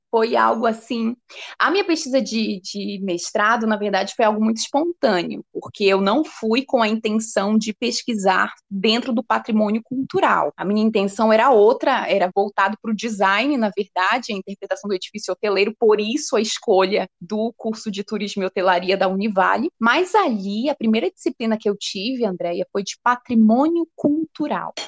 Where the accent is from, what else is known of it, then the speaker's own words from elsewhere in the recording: Amapá, Brazil; eu sou amazônida, então desde desde a minha infância eu tenho consciência dessa diversidade que é o nosso território